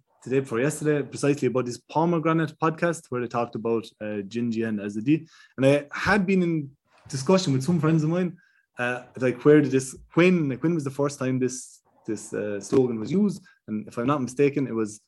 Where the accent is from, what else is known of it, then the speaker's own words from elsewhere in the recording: Ireland; I'm from Ireland, I'm not a Kurdish person